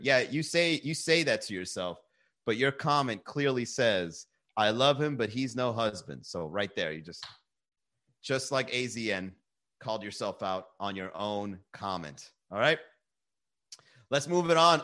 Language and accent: English; Miami, Florida, United States; we're from Miami